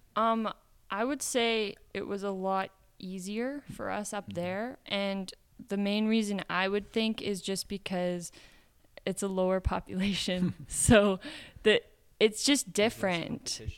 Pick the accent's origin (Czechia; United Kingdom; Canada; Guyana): Canada; Midwest of Canada, Canadian Prairies; moved away as an adult; also born or lived in Phoenix, Arizona / Brazil; now in United States; I grew up in the Midwest of Canada